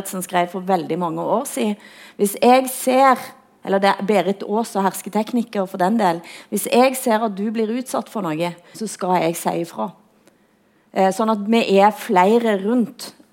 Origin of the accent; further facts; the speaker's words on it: Norway; hvor flau hun er over at jeg er nordmann.